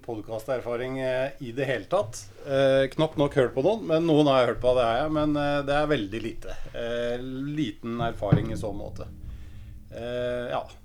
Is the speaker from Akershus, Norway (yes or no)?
yes; Lørenskog, Akershus, Norway; også fra Lørenskog